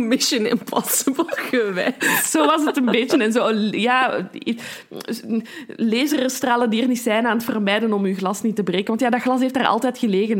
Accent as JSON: {"language": "Dutch", "town": "Brussels", "region": "Brussels-Capital Region", "country": "Belgium", "said": "als Brusselse"}